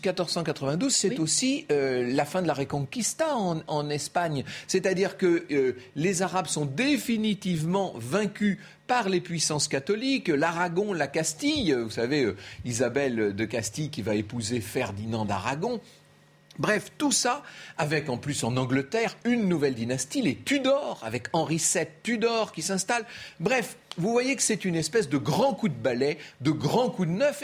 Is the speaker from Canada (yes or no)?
no; France; chez nous, en France